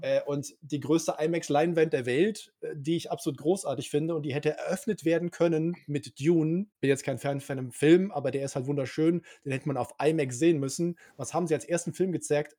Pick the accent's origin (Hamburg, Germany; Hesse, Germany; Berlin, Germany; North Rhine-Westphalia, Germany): North Rhine-Westphalia, Germany; Cologne; ich bin gebürtiger Kölner